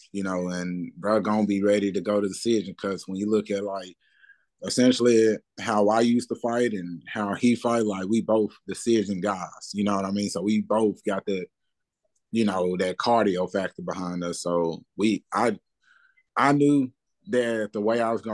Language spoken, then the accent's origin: English; Memphis, Tennessee, United States; I'm coming from Memphis